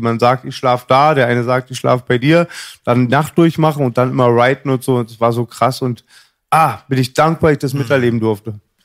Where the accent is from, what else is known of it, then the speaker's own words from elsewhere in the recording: Berlin, Germany; hinten bei uns im Marienfelde